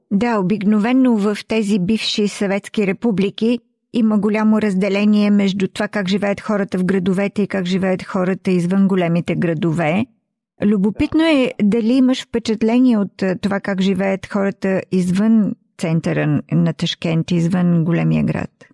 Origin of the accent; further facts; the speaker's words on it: Bulgaria; moved away; в България, когато ние се върнем там, откъдето сме дошли